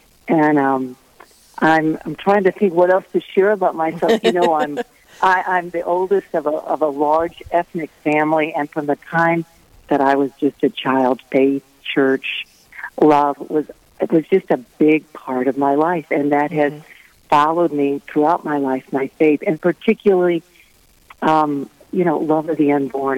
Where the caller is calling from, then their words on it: St. Louis, Missouri, United States; Oh, from St. Louis. St. Louis is my home base.